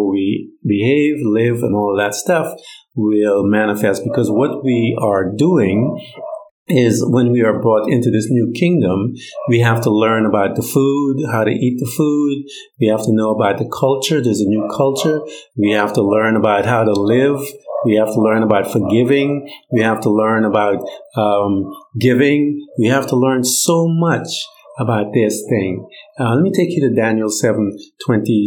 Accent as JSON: {"language": "English", "country": "Guyana", "moved": "yes", "lives_now": "United States", "said": "I'm from Guyana. So I have this dual citizenship, Guyanese, American."}